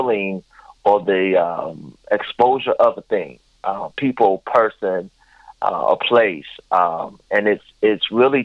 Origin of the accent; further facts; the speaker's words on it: Seattle, Washington, United States; moved away as an adult; now in Florida, United States; I'm originally from Seattle, Washington. Born and raised there